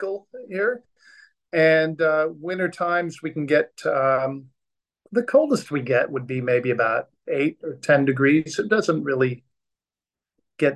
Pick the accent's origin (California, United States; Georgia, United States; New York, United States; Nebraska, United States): California, United States; Orange County, Southern; moved away as an adult; also born or lived in Downey, California / San Diego, California; now in Australia; I was born and raised in Southern California, and I was born in a town called Downey, which is a suburb of Los Angeles, and grew up in Orange County